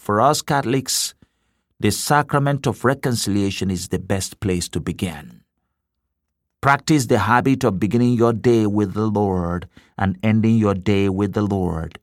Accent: Nigeria; now in Cleveland, United States; In my home country of Nigeria

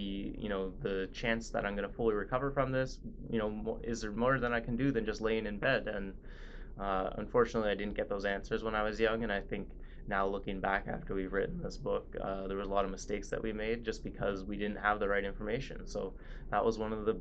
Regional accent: Vancouver, British Columbia, Canada; I grew up in Vancouver, Canada

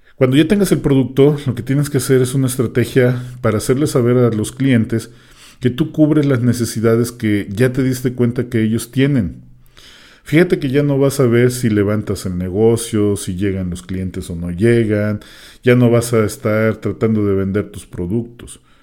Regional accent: Mexico; al menos aquí en México, porque es un dicho que nosotros decimos

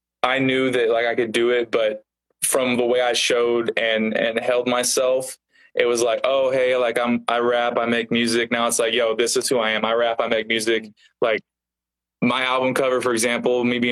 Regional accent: Independence, Missouri, United States; also born or lived in Kansas City; that house is where I grew up in Independence.

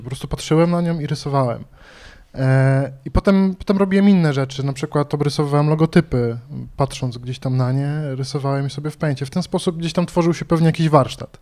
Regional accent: Bydgoszcz, Kuyavian-Pomeranian Voivodeship, Poland; pochodzę z Bydgoszczy

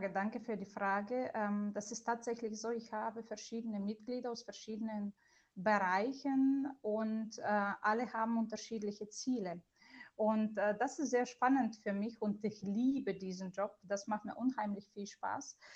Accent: Bulgaria; German is a second language; moved away as an adult; now in Germany; ist ein bulgarischer Name. Das bedeutet, ich bin eine gebürtige Bulgarin und äh, ich bin in Bulgarien aufgewachsen und mit 19 bin ich äh, ganz alleine nach Deutschland gekommen

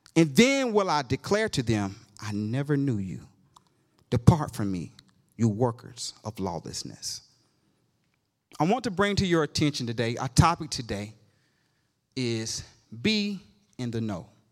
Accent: Georgia, United States; I'm from Georgia

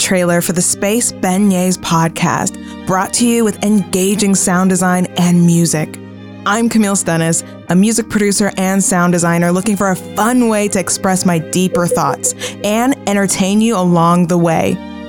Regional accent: Los Angeles, California, United States; From growing up with the last name deeply tied to Black history here in my hometown, Los Angeles

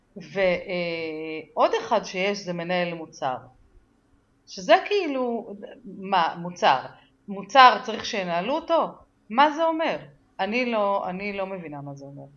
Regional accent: Israel; אני גדלתי בקיבוץ

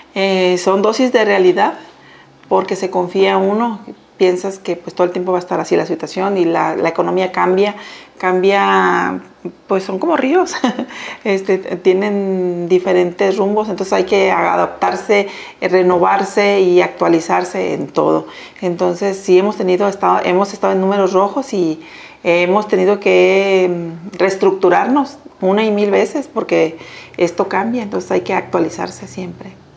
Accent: Colima, Mexico; soy de aquí de Colima

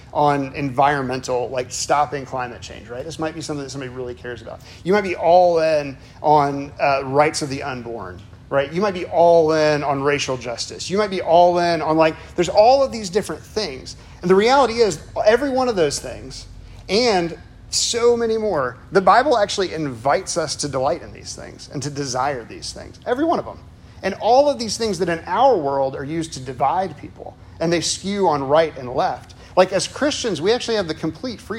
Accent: Chicago, Illinois, United States; moved away; I'm originally from Chicago, sort of.

